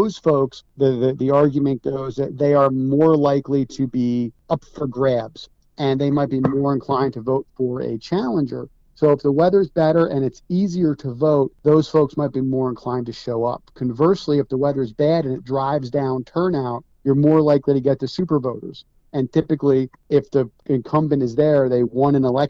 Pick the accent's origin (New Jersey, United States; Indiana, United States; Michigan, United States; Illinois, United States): New Jersey, United States; I grew up in Jersey. I have a family home at the Jersey Sewer